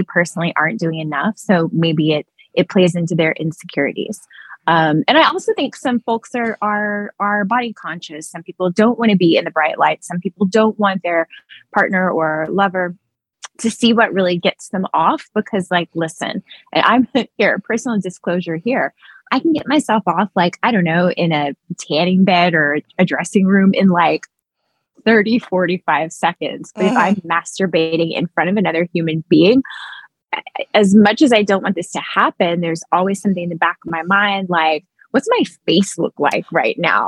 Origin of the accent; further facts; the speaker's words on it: East Texas, United States; I'm from East Texas